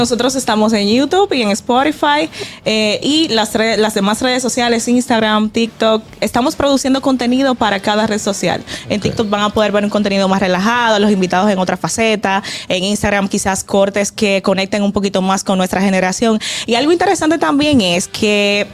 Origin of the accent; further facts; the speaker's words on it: Villa Altagracia, San Cristóbal, Dominican Republic; moved away; Yo vengo de Villa Altagracia, de, o sea, Villa, de la tierra del negrito